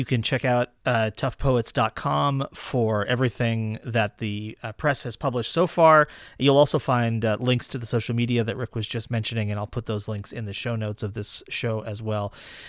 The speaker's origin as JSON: {"language": "English", "region": "Massachusetts", "country": "United States", "moved": "yes", "said": "I'm from Massachusetts originally, so I do get back with some frequency."}